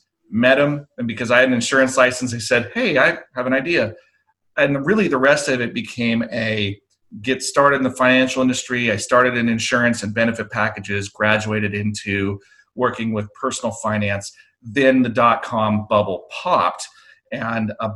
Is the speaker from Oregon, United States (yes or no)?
yes; Oregon, United States; born or raised there; moved away as an adult